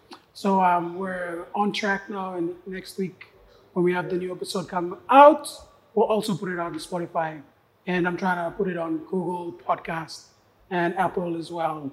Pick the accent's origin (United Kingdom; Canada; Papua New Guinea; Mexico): Papua New Guinea; Lae, Morobe; I grew up in Lae, born and raised.